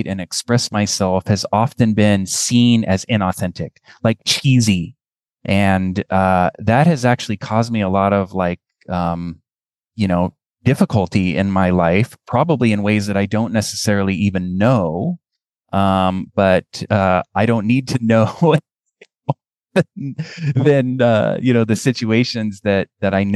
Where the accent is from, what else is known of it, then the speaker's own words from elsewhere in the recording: United States; I'm American